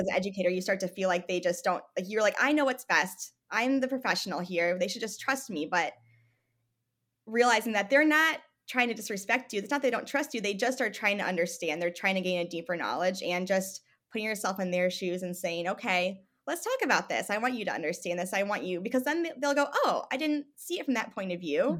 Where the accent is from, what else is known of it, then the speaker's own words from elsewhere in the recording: Michigan, United States; moved away as an adult; also born or lived in Tucson, Arizona / Missouri; I grew up in Michigan